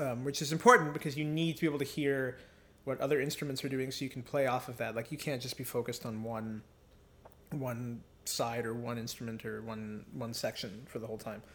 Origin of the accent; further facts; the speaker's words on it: Mississauga, Ontario, Canada; also born or lived in Victoria, Newfoundland; I grew up in Ontario, in Mississauga suburb of Toronto.